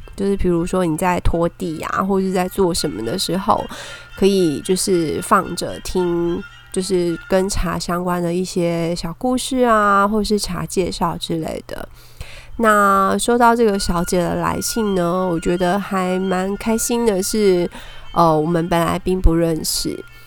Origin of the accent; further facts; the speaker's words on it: Taiwan; 我们讲的是台语